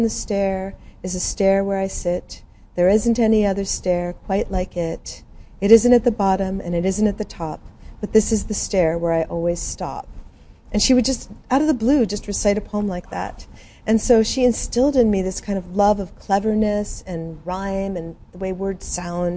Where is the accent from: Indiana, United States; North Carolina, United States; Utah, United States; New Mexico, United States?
New Mexico, United States; Albuquerque; moved away as an adult; I'm from Albuquerque